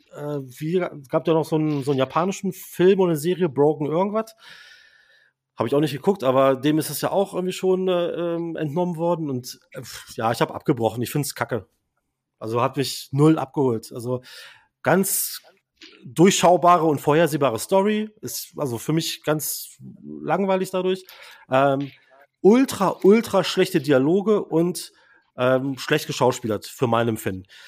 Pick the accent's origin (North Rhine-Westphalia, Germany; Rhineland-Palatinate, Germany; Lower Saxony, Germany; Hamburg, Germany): Lower Saxony, Germany; Braunschweig; moved away; ich habe ja mal auch im Retail gearbeitet, in äh, meiner Heimat Braunschweig